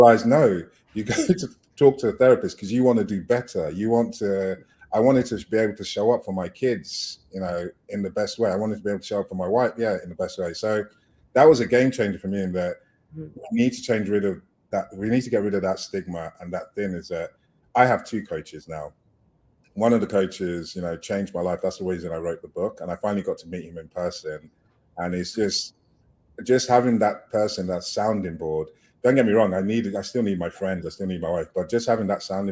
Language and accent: English; United Kingdom; moved away as an adult; also born or lived in Nigeria; I coming from the UK